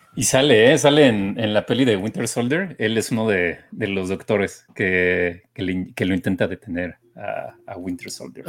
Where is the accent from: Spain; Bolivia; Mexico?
Mexico; a nosotros, como mexicanos